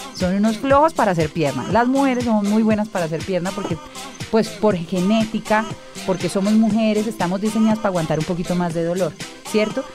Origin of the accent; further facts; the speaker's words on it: Cali, Valle del Cauca, Colombia; como buena caleña